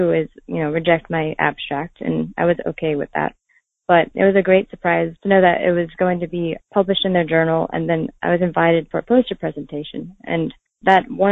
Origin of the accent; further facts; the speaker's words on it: Columbus, Georgia, United States; my hometown of Columbus, Georgia